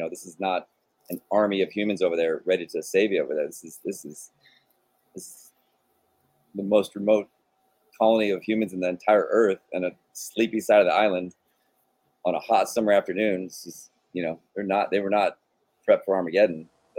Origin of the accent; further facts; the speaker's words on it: California, United States; And I came from California, where fires are in your blood, and you know what happens around fires.